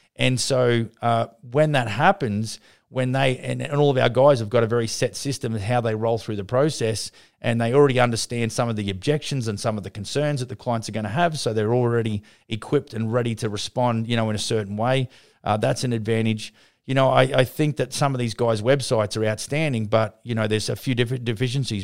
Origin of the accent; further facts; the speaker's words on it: Brisbane, Queensland, Australia; Brisbane, my hometown